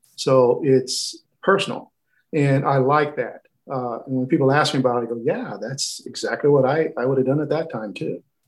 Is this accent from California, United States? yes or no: no; Oklahoma, United States; my home state of Oklahoma